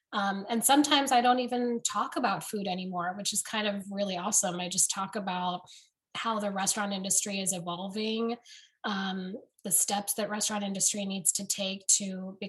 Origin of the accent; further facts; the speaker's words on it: United States; well, I grew up in America, so I don't understand what you guys want from me or what you're talking about.